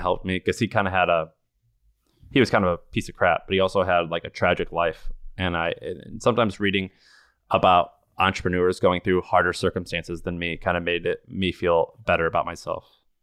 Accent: Missouri, United States; I grew up in Missouri

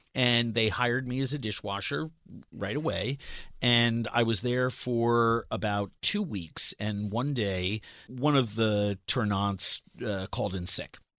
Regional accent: New York City, New York, United States; moved away; I'm a culinarian from New York City

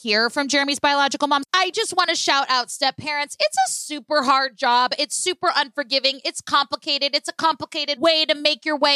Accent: Oakland, California, United States; moved away; also born or lived in Berkeley, California; I grew up in Northern California and I was born in Berkeley, California, raised in Oakland, California.

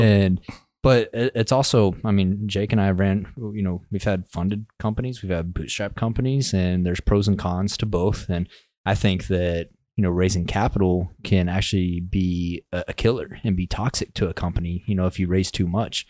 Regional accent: West Texas, United States; I'm from West Texas.

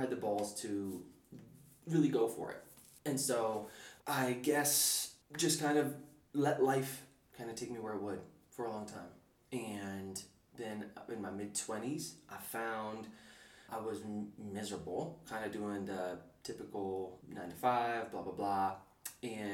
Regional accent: upstate New York, United States; born or raised there; first language English; moved away as an adult; also born or lived in New Zealand / West Philadelphia

